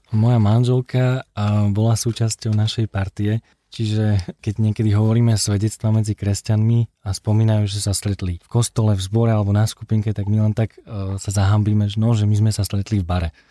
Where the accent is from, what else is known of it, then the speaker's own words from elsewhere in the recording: Liptov, Žilina Region, Slovakia; also born or lived in Scotland; now in Bratislava, Slovakia; pochádzam z Liptova